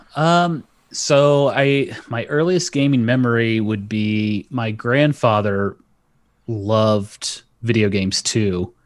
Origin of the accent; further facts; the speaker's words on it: North Carolina, United States; also born or lived in Okinawa, Japan; I grew up in North Carolina